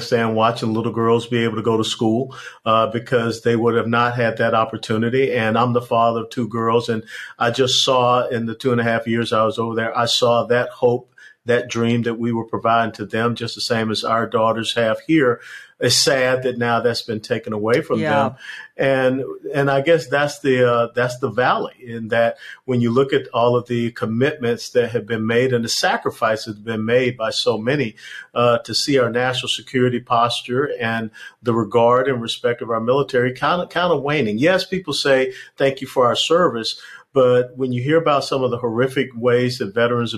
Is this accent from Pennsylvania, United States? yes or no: no; Georgia, United States; also born or lived in Fort Hood, Texas / South Florida; now in Texas, United States; I'm originally from Georgia